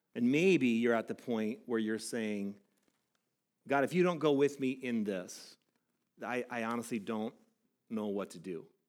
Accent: Southern California, United States; I grew up in Southern California. I grew up by the ocean.

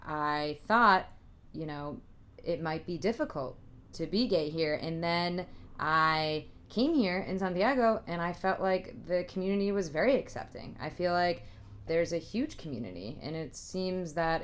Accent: the Northeast, Massachusetts, United States; moved away; I'm from the Northeast. We were in Massachusetts

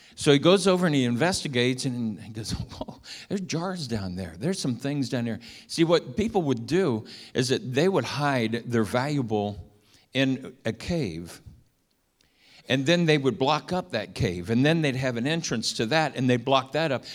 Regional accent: Milford, Ohio, United States; moved away; we grew up in Milford, Ohio

